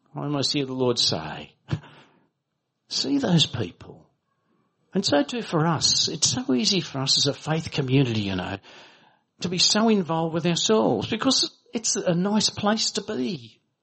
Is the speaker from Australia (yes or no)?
yes; Australia; as Australian Baptists